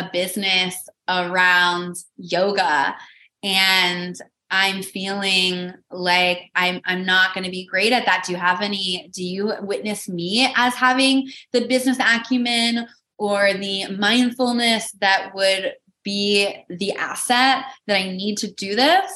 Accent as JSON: {"language": "English", "region": "Midwest", "country": "United States", "tie": "born or raised there", "moved": "yes", "said": "a market in the Midwest where I grew up"}